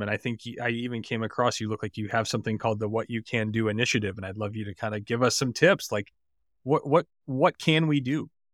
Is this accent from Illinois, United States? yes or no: yes; Highland Park, Illinois, United States; my hometown in Highland Park